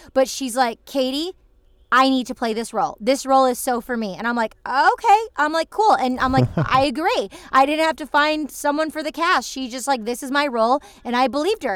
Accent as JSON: {"language": "English", "region": "Michigan", "country": "United States", "tie": "born or raised there", "also_born_or_lived": "Los Angeles / New York City", "moved": "as an adult", "lives_now": "Los Angeles / New York City, United States", "said": "I'm visiting my family um, where I grew up in Michigan"}